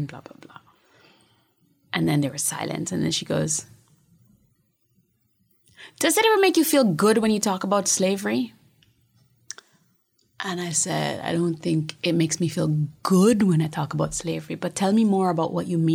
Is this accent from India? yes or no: no; Montego Bay, Jamaica; also born or lived in Kingston, Jamaica; I was born in Montego Bay